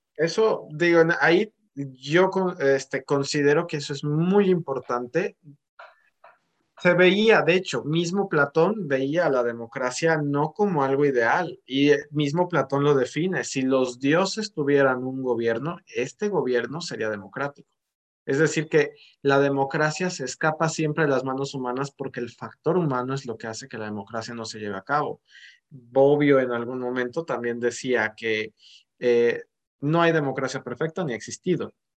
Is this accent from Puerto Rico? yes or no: no; Mexico; nosotros como mexicanos